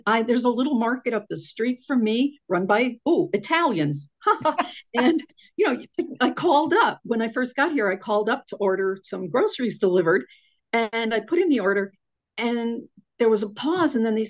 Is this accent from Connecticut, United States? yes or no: yes; Connecticut, United States; moved away as an adult; I grew up in Connecticut